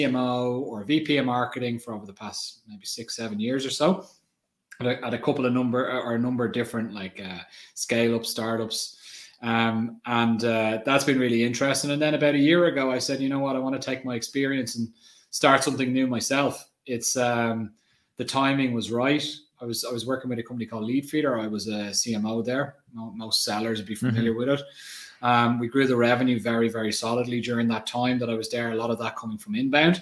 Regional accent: Ireland; I'm Irish. I grew up in Ireland

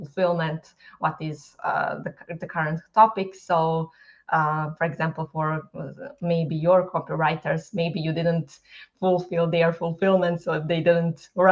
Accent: Bosnia & Herzegovina; English is a second language; moved away as an adult; now in Dublin, Ireland; growing in Bosnia, moving to Dublin, having a language barrier

